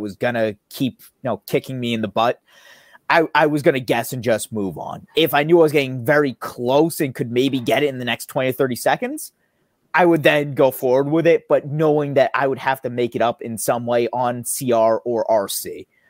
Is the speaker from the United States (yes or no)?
yes; United States; first language English; I'm an American, I'm a native speaker